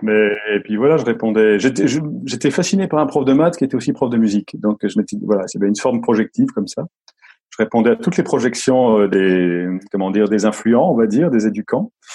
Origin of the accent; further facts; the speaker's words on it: Lorraine, Grand Est, France; je suis originaire de, je suis né en Lorraine, dans la, Lorraine sidérurgique